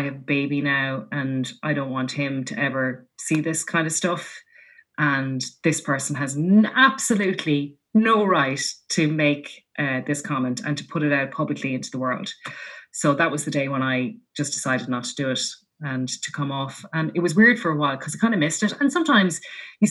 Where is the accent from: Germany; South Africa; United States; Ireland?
Ireland; Laois; I grew up in Leash